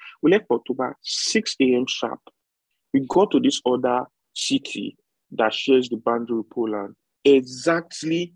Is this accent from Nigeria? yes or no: yes; Nigeria; moved away; also born or lived in Ukraine; We are Nigerian, we are black